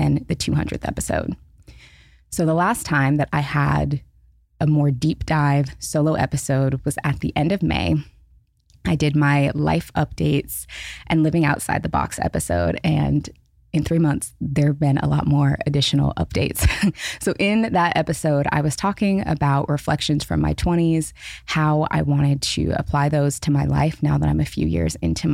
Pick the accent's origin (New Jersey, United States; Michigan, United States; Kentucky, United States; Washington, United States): Washington, United States; Seattle; moved away as an adult; also born or lived in Los Angeles; I was born and raised in Seattle, lived in Seattle until I was 30, moved to LA, have been in LA for the last 4 years